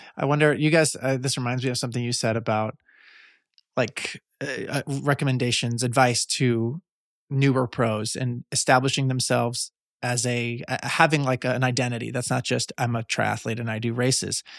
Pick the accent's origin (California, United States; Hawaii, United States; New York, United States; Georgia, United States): New York, United States; Long Island; I'm from Long Island, just across the water